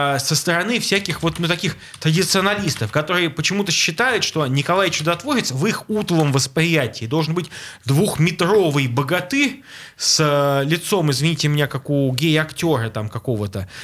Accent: Saint Petersburg, Russia; Мне, как жителю, как ленинградцу коренному, как жителю Петербурга

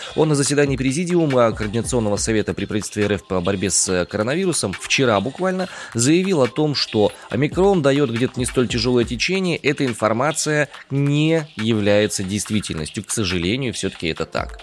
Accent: Omsk, Omsk Oblast, Russia; я родом из Омска, и в Омске сейчас я нахожусь

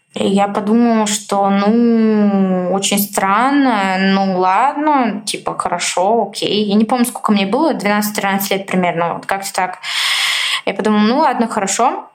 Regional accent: Bulgaria; moved away as an adult; now in Moscow, Russia; я родилась, жила в Болгарии, 19 лет а, я там прожила

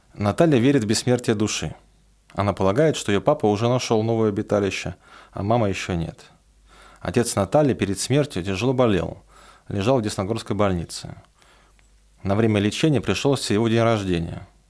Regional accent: Roslavl, Smolensk Oblast, Russia; moved away; отправиться в Рославль, откуда я родом

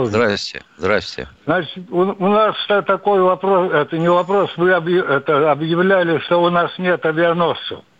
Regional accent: Far East, Russia; Там я сам дальневосточник, захватил эти, был на этих японских островах.

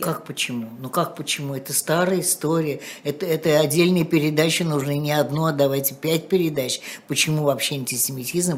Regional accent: Moscow, Russia; в аптеке у Красных Ворот, где я жила

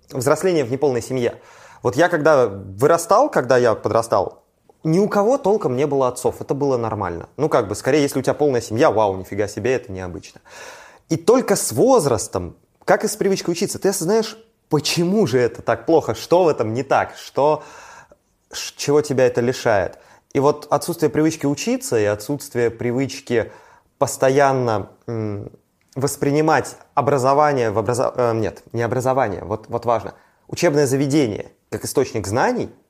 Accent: Saint Petersburg / Leningrad Oblast, Russia; я вырос ну, конечно, в Петербурге, да. я вырос в Ленинградской области, Ленобласть в этом плане совсем другое место.

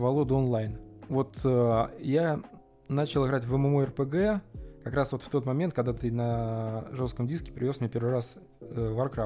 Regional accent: Russia; also born or lived in Tula; мы из России

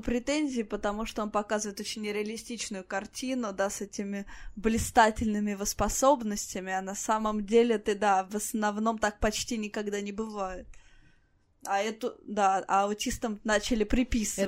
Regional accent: Voronezh, Voronezh Oblast, Russia; мой родной город, в том числе Воронеж

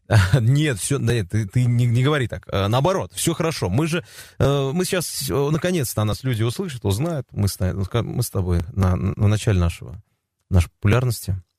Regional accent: Tatarstan, Russia; я татарин

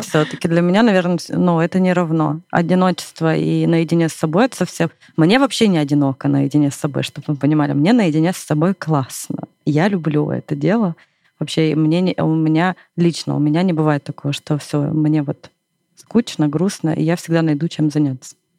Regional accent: Irkutsk, Irkutsk Oblast, Russia; moved away as an adult; now in Moscow, Russia; вокруг тебя много друзей, ну, там, в родном городе

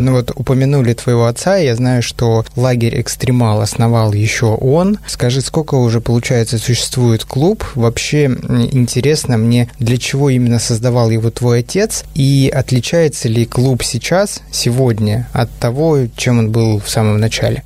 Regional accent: Chukotka Autonomous Okrug, Russia; Я рос на Чукотке

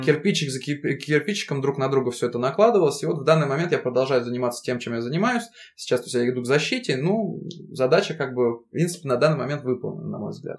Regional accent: Russia; also born or lived in United Kingdom; это моя родина, у меня здесь семья, у меня здесь э, родители, здесь моя девушка, здесь мой родной город

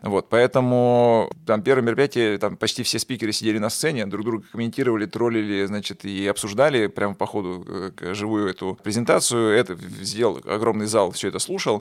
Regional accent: Kostroma, Kostroma Oblast, Russia; moved away as an adult; also born or lived in Moscow; я сам родом из Костромы

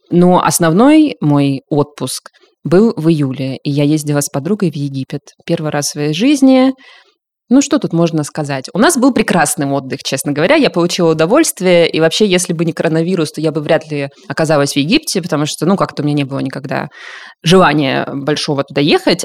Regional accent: southern Russia, Russia; moved away; и даже на юге, откуда я родом

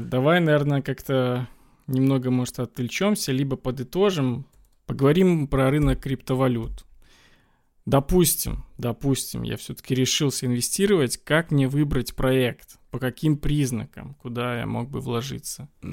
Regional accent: Belarus; я сам из Беларуси, и у нас всегда все собирают в бумажном долларе

